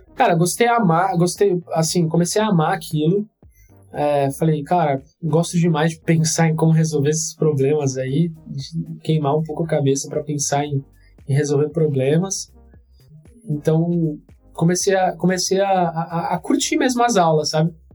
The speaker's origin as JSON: {"language": "Portuguese", "town": "Santos", "region": "São Paulo", "country": "Brazil", "also_born_or_lived": "Campinas", "moved": "as an adult", "said": "eu sou de Santos"}